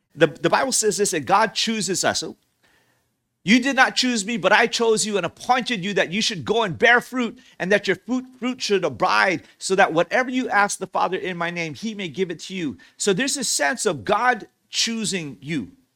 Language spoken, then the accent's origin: English; Hawaii, United States; I grew up in Hawaii